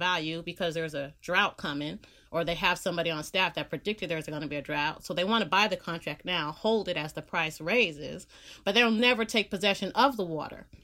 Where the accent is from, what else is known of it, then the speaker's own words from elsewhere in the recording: Bay Area, California, United States; moved away as an adult; also born or lived in Los Angeles, United States; I live in California, I'm from the Bay Area, I live in the Bay Area